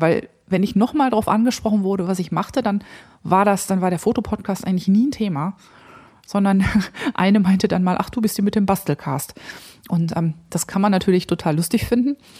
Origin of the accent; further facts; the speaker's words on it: near Krefeld, North Rhine-Westphalia, Germany; moved away; Ich komme ja ähm, aus dem Rheinland, also ich bin im Rheinland aufgewachsen, gar nicht weit, also 20, 25 Minuten von Krefeld entfernt